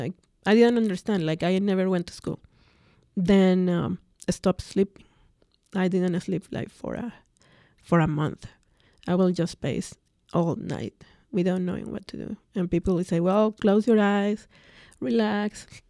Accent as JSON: {"language": "English", "region": "Mexico City", "country": "Mexico", "tie": "born or raised there", "first_language": "Spanish", "second_language": "English", "moved": "as an adult", "said": "growing up in Mexico, I come from a very large family."}